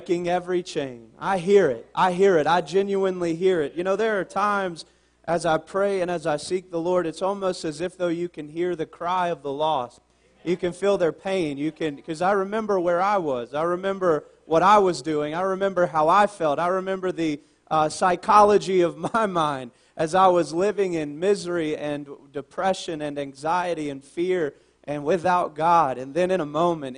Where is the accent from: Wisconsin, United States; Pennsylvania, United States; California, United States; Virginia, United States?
Virginia, United States; Southern; moved away as an adult; I'm originally from Southern Virginia, not too far from you guys